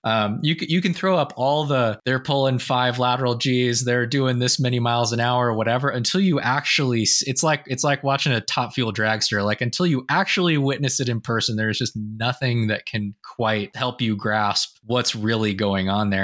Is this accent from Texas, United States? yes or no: no; Sausalito, California, United States; Sausalito, California, which was my hometown